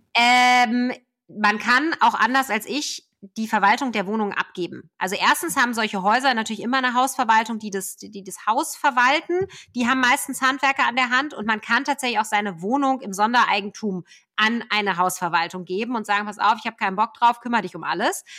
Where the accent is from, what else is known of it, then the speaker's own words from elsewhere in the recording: Ruhr area, North Rhine-Westphalia, Germany; ich bin selber ein Kind des Ruhrgebiets